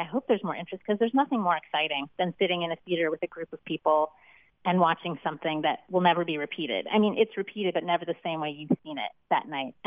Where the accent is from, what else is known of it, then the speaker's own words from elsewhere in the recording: Gary, Indiana, United States; I'm from Gary, Indiana